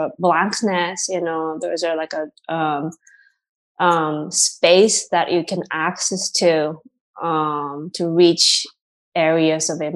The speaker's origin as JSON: {"language": "English", "region": "Tokyo", "country": "Japan", "also_born_or_lived": "Massachusetts / Boston", "moved": "as an adult", "lives_now": "New York, United States", "said": "my home, Tokyo, you know, so it's been 20 years away from my home country"}